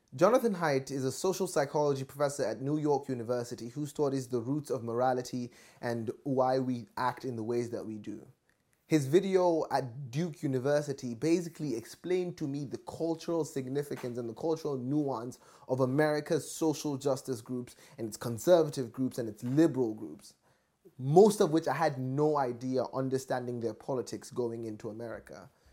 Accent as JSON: {"language": "English", "country": "Nigeria", "tie": "born or raised there", "moved": "as an adult", "said": "from my growing up in Nigeria up until I've left I left for university"}